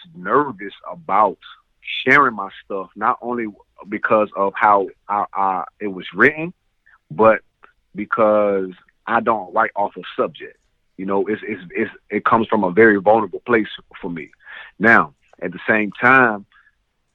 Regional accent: the South, United States; I'm from the South

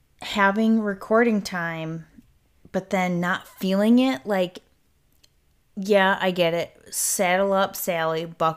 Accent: United Kingdom; in my point of view, in this body of mine as Brit, looking out into the world

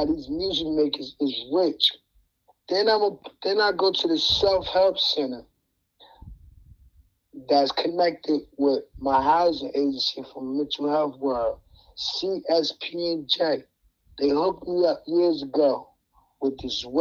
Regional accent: New Jersey, United States; Jersey is my home state.

